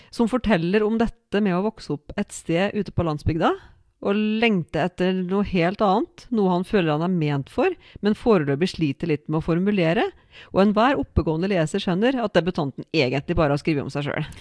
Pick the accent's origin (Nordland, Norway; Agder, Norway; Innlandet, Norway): Innlandet, Norway; Odalen; jeg er fra Odalen og bor i Odalen